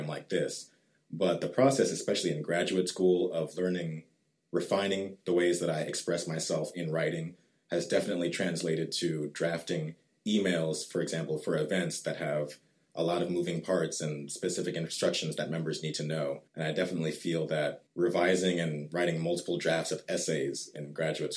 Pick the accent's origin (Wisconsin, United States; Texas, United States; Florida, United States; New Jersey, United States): Texas, United States; Richardson; also born or lived in Atlanta, Georgia; I was actually born in Atlanta, Georgia, but my family moved here when I was two. So I've pretty much been raised in the North Dallas area, in Richardson specifically